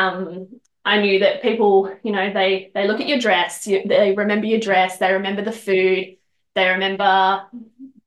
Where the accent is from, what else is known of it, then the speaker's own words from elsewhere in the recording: Bendigo, Victoria, Australia; I'm originally from Bendigo.